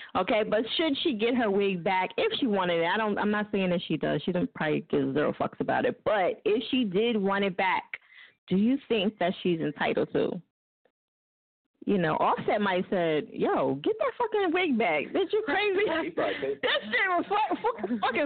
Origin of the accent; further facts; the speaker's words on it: New Jersey, United States; now in Philadelphia, United States; I'm from Jersey